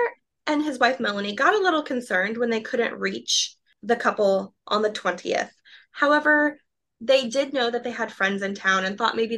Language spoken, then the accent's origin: English; Oklahoma, United States; I'm from Oklahoma